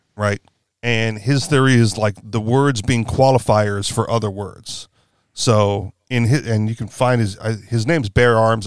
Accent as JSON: {"language": "English", "region": "Hawaii", "country": "United States", "also_born_or_lived": "Washington State", "said": "I'm from Hawaii"}